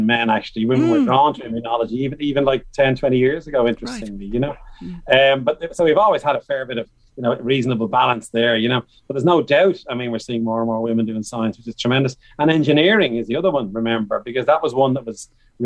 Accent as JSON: {"language": "English", "town": "Bray", "region": "Leinster", "country": "Ireland", "said": "I'm from Bray County Wicklow, from Pres Bray"}